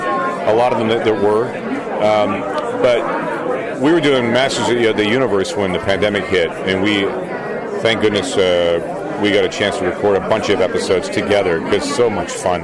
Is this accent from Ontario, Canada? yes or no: yes; Peterborough, Ontario, Canada; in my hometown uh, I grew up, grew up, in Peterborough, Canada